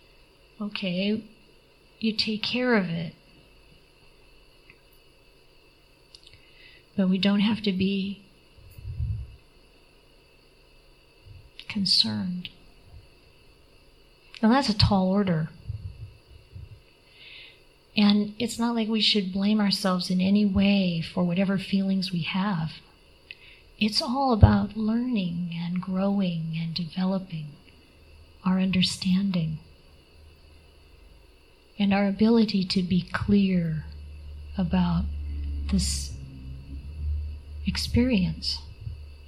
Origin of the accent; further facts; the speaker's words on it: Midwest, United States; I come from the Midwest